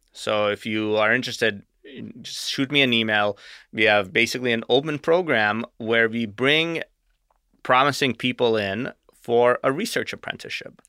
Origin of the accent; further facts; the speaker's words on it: Arizona, United States; also born or lived in Russia; I moved here when I was eight.